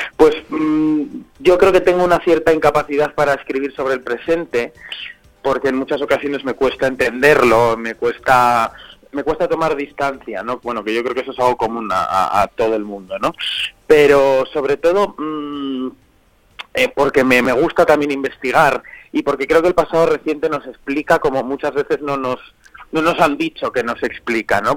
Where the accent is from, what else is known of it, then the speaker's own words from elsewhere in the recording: Zamora, Castile and León, Spain; now in Madrid, Spain; yo soy zamorano de Zamora por muchos años